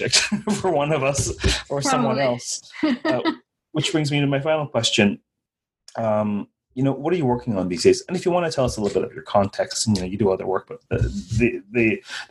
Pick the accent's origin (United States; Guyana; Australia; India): Guyana; born or raised there